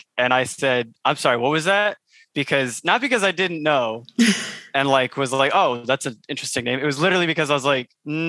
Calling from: San Diego, California, United States; San Diego. North County.

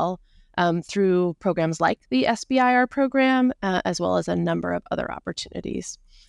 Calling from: Olympia, Washington, United States; I'm in Olympia, Washington, just south of Seattle.

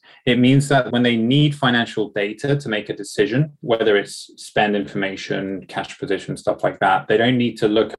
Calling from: London, United Kingdom; Thanks for having me. I'm joining from London today.

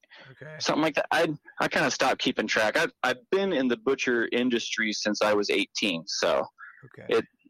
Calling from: Kansas, United States; Oh, I am here in central Kansas, in the middle of everything.

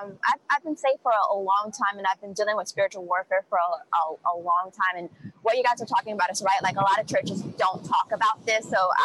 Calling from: California, United States

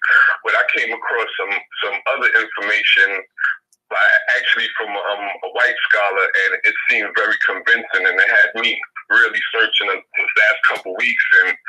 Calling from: Memphis, Tennessee, United States; I'm calling from Memphis, Tennessee.

